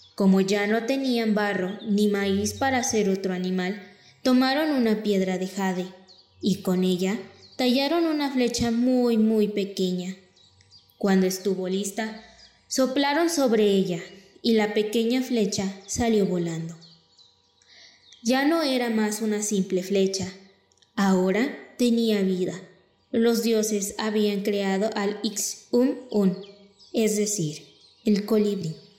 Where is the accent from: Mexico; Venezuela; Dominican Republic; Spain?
Mexico; nuestra cultura y tradiciones como mexicanos